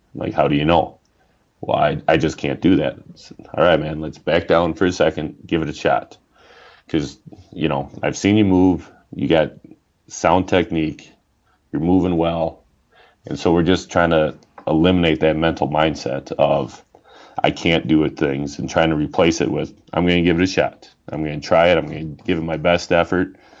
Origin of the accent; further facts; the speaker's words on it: Oshkosh, Wisconsin, United States; also born or lived in River Falls, Wisconsin; I grew up in Oshkosh, and then moved up here for uh, school for college in what was it, '95, and so been up in the northern part of the state ever since